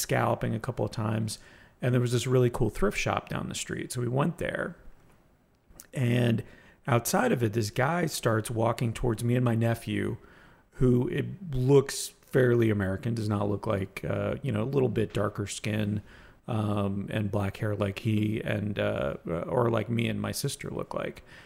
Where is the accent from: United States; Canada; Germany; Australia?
Canada; I could say that I'm Greek, I could say that I'm Canadian